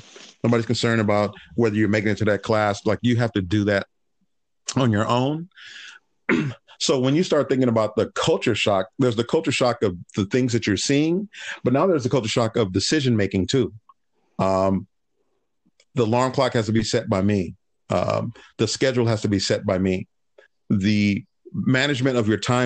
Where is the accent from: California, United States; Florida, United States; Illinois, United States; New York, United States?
California, United States; Los Angeles; also born or lived in Berkeley, California; growing up in Harbor City